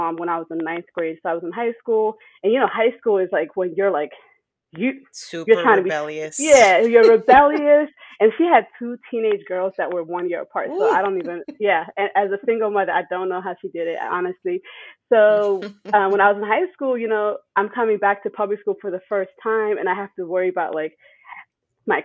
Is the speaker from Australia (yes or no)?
no; United States; also born or lived in Germany / Ethiopia (parents); I moved to the U.S. when I was about 9